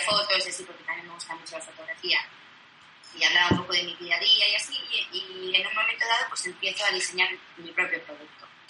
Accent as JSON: {"language": "Spanish", "town": "Vitoria-Gasteiz", "region": "Basque Country", "country": "Spain", "moved": "as an adult", "lives_now": "Barcelona, Spain", "said": "vine a Barcelona a estudiar, yo soy de Vitoria"}